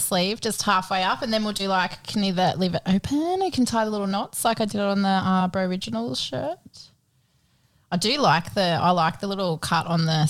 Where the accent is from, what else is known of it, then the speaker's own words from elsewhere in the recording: Queensland, Australia; moved away; also born or lived in Muswellbrook; the community I grew up in Queensland, like it's country.